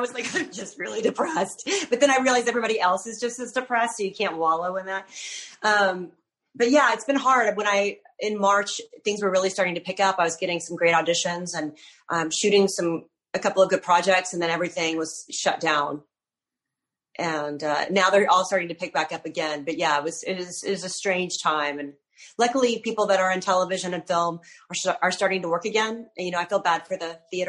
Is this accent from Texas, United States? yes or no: yes; Texas, United States; also born or lived in outside Philadelphia; now in New Jersey, United States; I grew up in Texas.